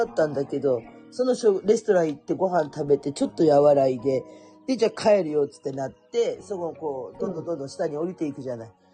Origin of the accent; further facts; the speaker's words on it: Kurume, Fukuoka, Japan; 福岡のね、私久留米なんですよ